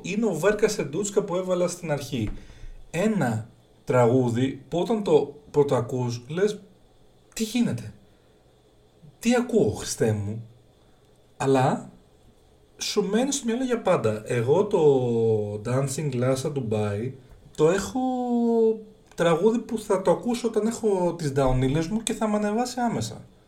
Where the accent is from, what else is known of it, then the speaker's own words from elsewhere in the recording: Greece; εμείς σαν Έλληνες